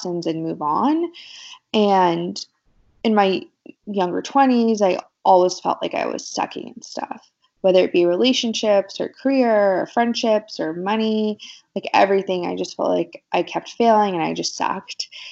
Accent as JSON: {"language": "English", "town": "Wichita", "region": "Kansas", "country": "United States", "tie": "born or raised there", "moved": "as an adult", "lives_now": "Los Angeles, United States", "said": "I grew up in the Midwest. I'm from Wichita, Kansas originally"}